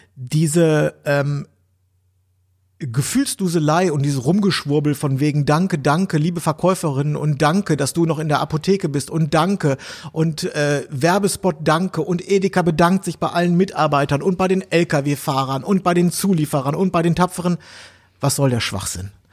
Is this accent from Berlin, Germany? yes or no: yes; Berlin, Germany; wir als Berliner